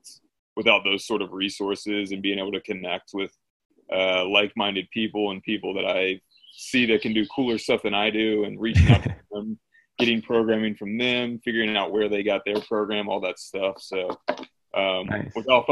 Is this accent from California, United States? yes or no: no; Savannah, Georgia, United States; I'm 31 years old. I'm from Savannah, Georgia, and I've lived in Georgia since I was, 16.